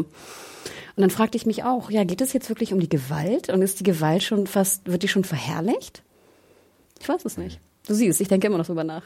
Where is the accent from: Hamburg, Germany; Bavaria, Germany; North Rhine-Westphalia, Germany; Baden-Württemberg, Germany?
Hamburg, Germany; Ich komme komm aus Hamburg